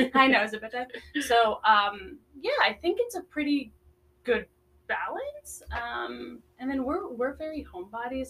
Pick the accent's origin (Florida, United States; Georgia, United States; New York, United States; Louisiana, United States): Florida, United States; moved away as an adult; also born or lived in Netherlands / South Carolina; now in Las Vegas, United States; I was um, actually born in Europe in Holland, and I moved to the States when I was seven. Uh, to Florida actually